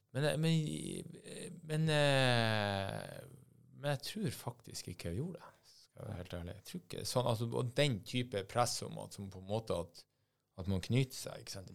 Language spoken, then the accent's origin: Norwegian; Bodø, Nordland, Norway; Jeg er fra Bodø